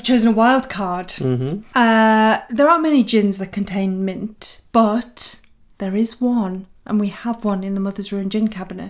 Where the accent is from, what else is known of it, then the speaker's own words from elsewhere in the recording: Oxford, South East England, United Kingdom; I was born in Oxford